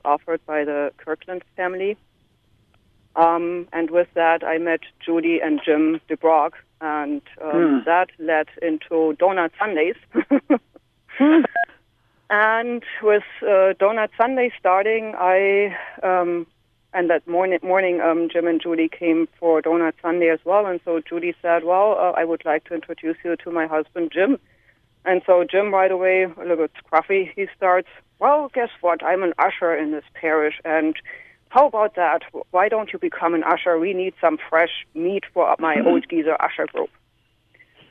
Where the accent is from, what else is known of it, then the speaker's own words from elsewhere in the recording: Germany; moved away as an adult; now in Park Ridge, United States; originally I came from Germany, and when I started working for Michael Becker in Park Ridge